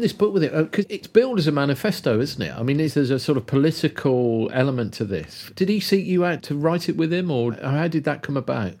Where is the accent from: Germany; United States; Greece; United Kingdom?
United Kingdom; Kidderminster, West Midlands; Where I grew up in Kidderminster